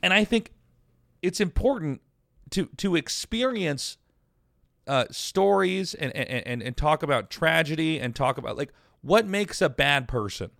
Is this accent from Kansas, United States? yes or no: yes; Kansas, United States; moved away; also born or lived in Colorado; the conservative people that I grew up with in Kansas